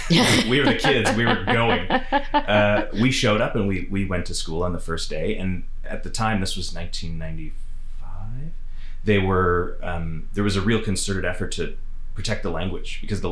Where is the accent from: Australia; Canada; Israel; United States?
Canada; Nova Scotia; moved away; also born or lived in Wales; growing up in Nova Scotia